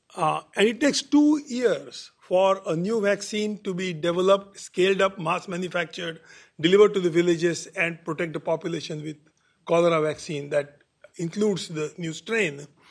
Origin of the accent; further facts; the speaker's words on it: India; now in Berkeley, United States; my home country.